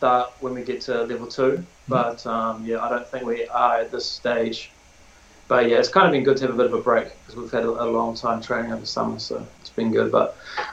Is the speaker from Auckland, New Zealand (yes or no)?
no; Tauranga, Bay of Plenty, New Zealand; I grew up in Tauranga, went to Otamoto College